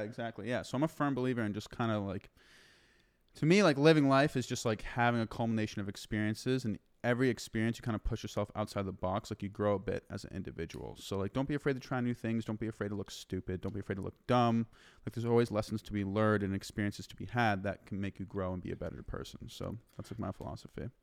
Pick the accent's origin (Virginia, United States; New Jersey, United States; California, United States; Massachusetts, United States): Massachusetts, United States; moved away as an adult; also born or lived in Denver, Colorado; now in Austin, United States; I, I grew up and was born and raised in Massachusetts